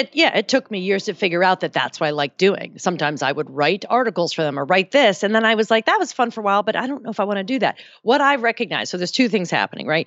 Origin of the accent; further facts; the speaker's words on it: New Jersey, United States; I grew up in New Jersey